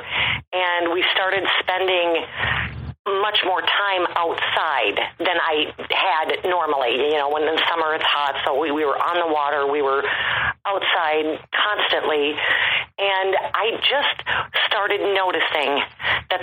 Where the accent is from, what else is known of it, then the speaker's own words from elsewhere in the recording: Midwest, United States; I grew up in the Midwest